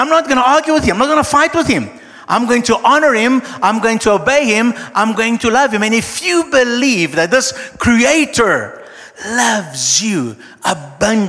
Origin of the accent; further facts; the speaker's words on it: Brazil; I'm Brazilian, okay, I'm South American, I'm Latino, I'm Latin